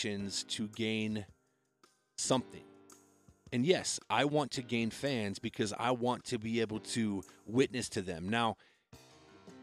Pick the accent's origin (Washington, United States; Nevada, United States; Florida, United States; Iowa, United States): Iowa, United States; now in Colorado, United States; I grew up in Iowa and I moved to Colorado